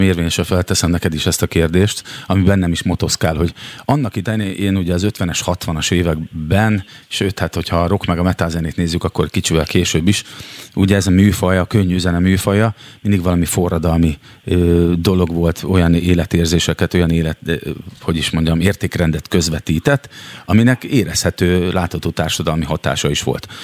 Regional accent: Szeged, Csongrád-Csanád, Hungary; now in Budapest, Hungary; mert szegedi vagyok, de most éppen ott lakom

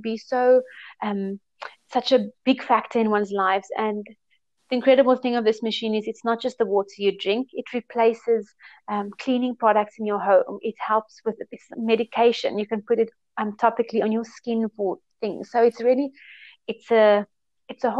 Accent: Cape Town, Western Cape, South Africa; moved away as an adult; also born or lived in South Korea / Thailand; Yes, I am from Cape Town, South Africa. I was born here. I grew up here.

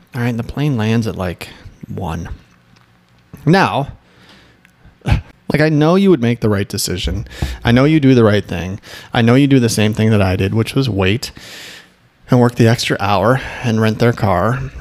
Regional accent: Midwest, United States; moved away; also born or lived in Michigan; I'm from the Midwest

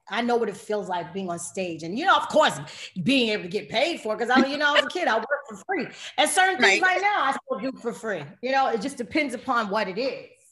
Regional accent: New York City, New York, United States; I grew up in New York and was born and raised in Queens

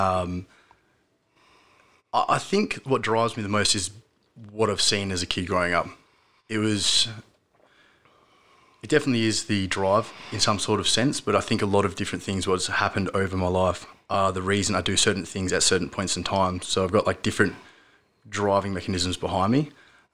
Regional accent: Manjimup, Western Australia, Australia; I grew up in Manjimup, 2 hours away from here, where we are

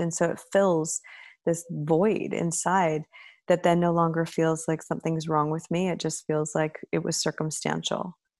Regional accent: Canada; as a Canadian and in my family structure

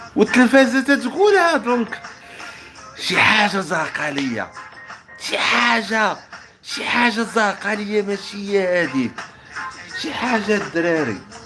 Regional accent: Morocco; عندنا في المغرب

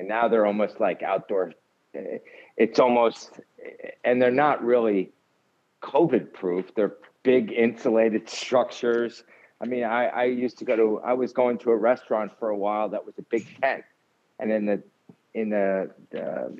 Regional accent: New York City, New York, United States; I'm born and raised in Manhattan

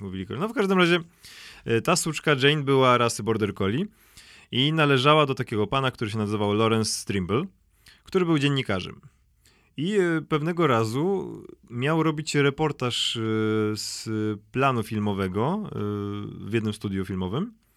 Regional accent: Szczecin, West Pomeranian Voivodeship, Poland; accent: Szczecin; miałem szczeciński akcent z faktu mojego rodowodu szczecińskiego

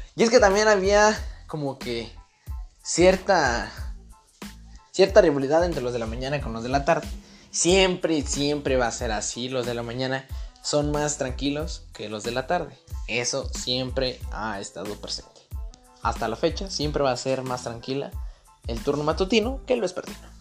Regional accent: Irapuato, Guanajuato, Mexico; yo soy mexicano, soy de Irapuato, Guanajuato

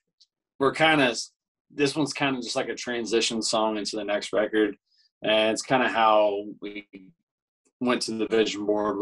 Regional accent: Indiana, United States; now in Nashville, United States; I'm from Indiana, so we were like, you know, we're state buddies, and we both live in Nashville now

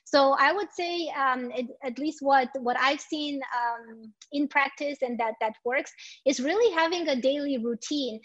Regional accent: Romania; moved away; I am the co-founder of a small startup in my home country in Romania

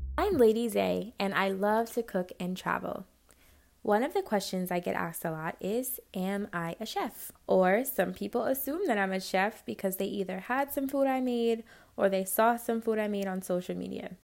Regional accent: New York City, New York, United States; I grew up in Spanish Harlem

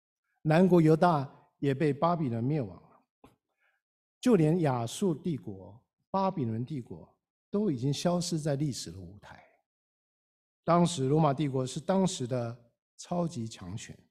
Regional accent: China; 我们中国人讲了几千年天人合一

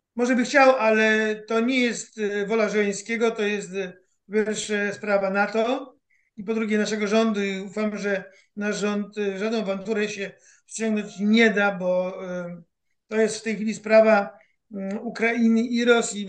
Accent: Poland

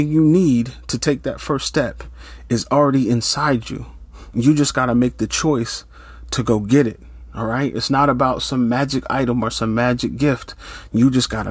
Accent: Norristown, Pennsylvania, United States; moved away as an adult; also born or lived in Pittsburgh, Pennsylvania; I moved from my hometown of Norristown to Pittsburgh, Pennsylvania

